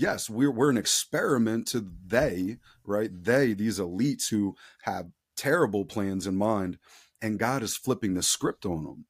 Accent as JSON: {"language": "English", "area": "outside of Philadelphia", "region": "Pennsylvania", "country": "United States", "tie": "born or raised there", "said": "I grew up outside of Philadelphia, Pennsylvania, I'm still in Southeastern P"}